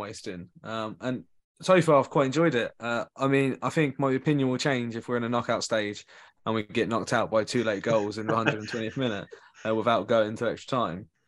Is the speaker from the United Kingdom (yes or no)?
yes; England, United Kingdom; as an Englishman